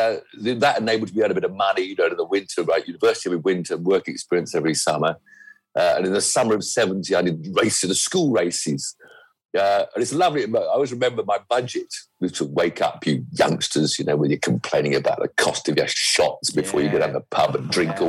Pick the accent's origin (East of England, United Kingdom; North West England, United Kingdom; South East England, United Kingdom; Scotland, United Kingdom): South East England, United Kingdom; Weybridge; also born or lived in Hampshire; So actually I grew up in Weybridge in Surrey, right next to Brooklands